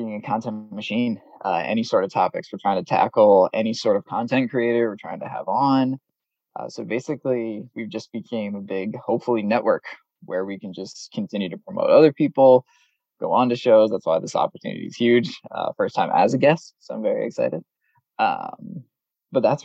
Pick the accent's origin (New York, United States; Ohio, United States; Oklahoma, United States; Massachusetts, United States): Massachusetts, United States; we know a lot of people who we grew up with here in the Massachusetts area